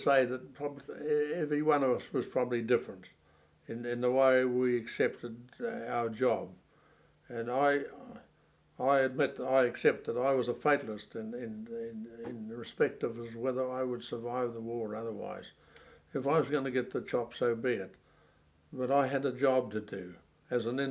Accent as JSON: {"language": "English", "country": "New Zealand", "said": "myself as a New Zealander"}